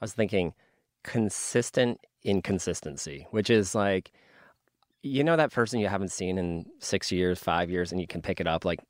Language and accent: English; New York, United States; So I grew up in New York, upstate, and Saratoga Springs is an outdoor venue, and that's where I saw it.